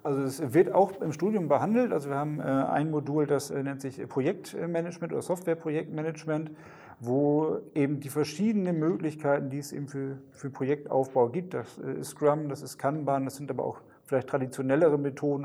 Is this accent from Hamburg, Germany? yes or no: no; Westerstede, Lower Saxony, Germany; ich, äh, komme gebürtig, äh, hier auch aus dem Nordwesten, aus Westerstede